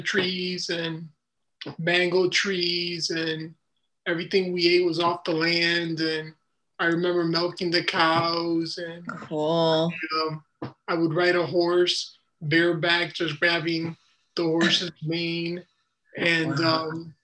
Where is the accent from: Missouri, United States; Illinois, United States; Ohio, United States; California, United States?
Illinois, United States; Chicago; also born or lived in Dominican Republic; I was born in Chicago.